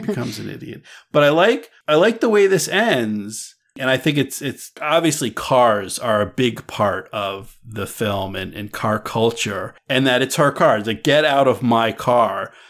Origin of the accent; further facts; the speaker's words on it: East Coast, United States; moved away as an adult; also born or lived in California; I grew up on the East Coast, and I went out to, to West Coast. I went to California